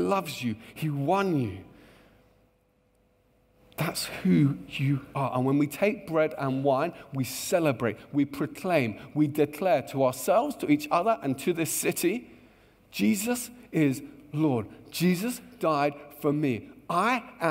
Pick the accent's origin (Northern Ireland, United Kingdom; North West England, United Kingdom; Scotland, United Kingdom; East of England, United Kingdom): East of England, United Kingdom; Luton; I grew up in a beautiful town just north of London called Luton. And I love my hometown